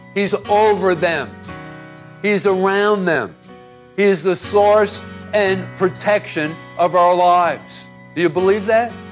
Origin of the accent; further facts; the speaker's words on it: Hoboken, New Jersey, United States; I grew up in Hoboken, New Jersey